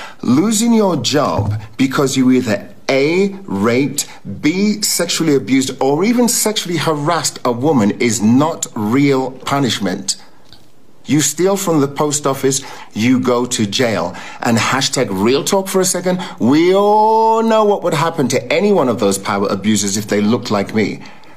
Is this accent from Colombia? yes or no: no; England, United Kingdom; born there; I am English born.